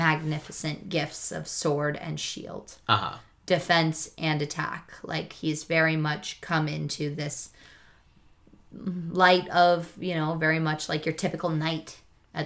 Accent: Southern California, United States; I grew up in Southern California with parents who were very conservative Christians

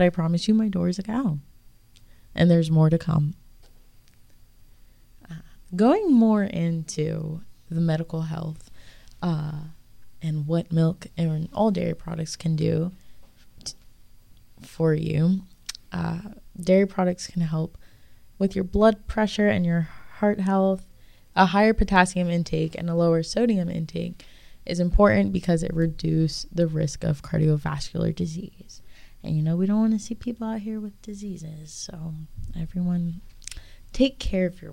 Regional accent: Pennsylvania, United States; I grew up in Pennsylvania

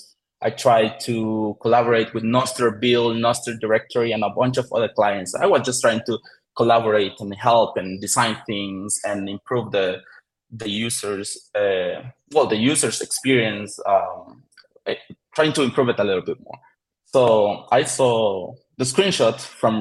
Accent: El Salvador; I live in El Salvador. I am from El Salvador.

